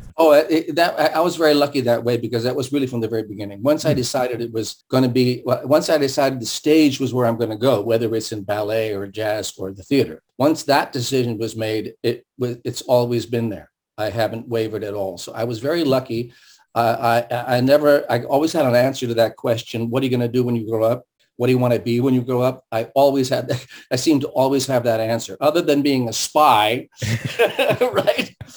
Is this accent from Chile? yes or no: no; San Francisco, California, United States; first language German and Russian; English is a second language; I grew up in San Francisco, so we lived on a hill